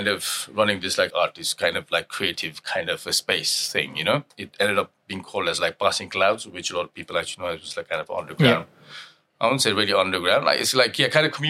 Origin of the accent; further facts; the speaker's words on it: Nepal; moved away as an adult; now in London, United Kingdom; I was born and brought up in Nepal and moved out here in 1999